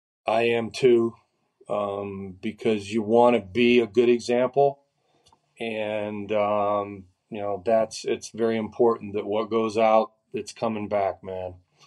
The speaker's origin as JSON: {"language": "English", "region": "Florida", "country": "United States", "said": "So I'm from Florida, so we'll get to see a lot of family and stuff"}